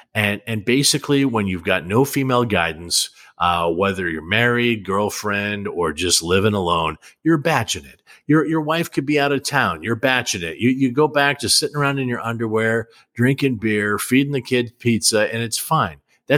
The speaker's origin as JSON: {"language": "English", "town": "Bellingham", "region": "Washington", "country": "United States", "tie": "born or raised there", "said": "Hello from Bellingham, Washington, my hometown."}